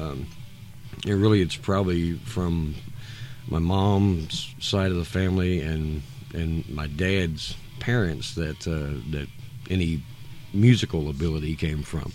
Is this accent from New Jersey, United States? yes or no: no; Woodbury, Kentucky, United States; also born or lived in Bowling Green, Kentucky; moved to. Uh, Woodbury, where my where my mom is from, and, and my grandparents mm-hmm. are from Butler County, um, I moved down there. I started fifth grade